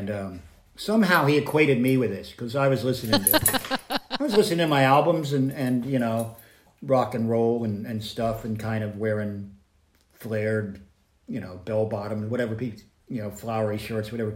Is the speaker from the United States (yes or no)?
yes; United States; moved away as an adult; also born or lived in Virginia, United States / Kentucky, United States / North Carolina, United States / Montana, United States; now in United Kingdom; No, I was born in Virginia, raised in Kentucky and North Carolina